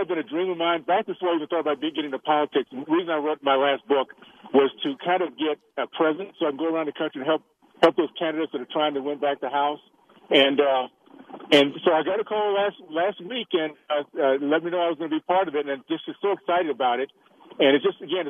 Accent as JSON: {"language": "English", "town": "Tallahassee", "region": "Florida", "country": "United States", "tie": "born or raised there", "moved": "yes", "said": "the values I grew up with in Tallahassee"}